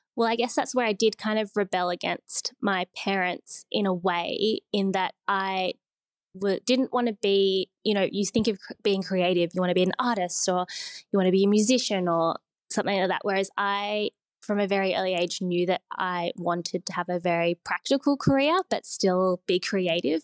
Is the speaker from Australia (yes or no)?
yes; Sydney, New South Wales, Australia; I grew up in Sydney